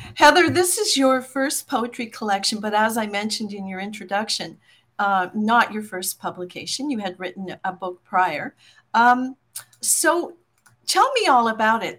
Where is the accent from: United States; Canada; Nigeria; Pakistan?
Canada; Newfoundland and Labrador; identify as a Newfoundlander more than anything.